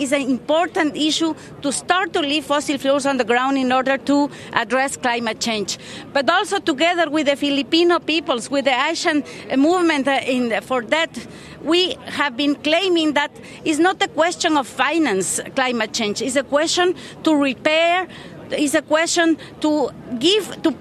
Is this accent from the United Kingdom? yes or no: no; Ecuador; I am here from Ecuador.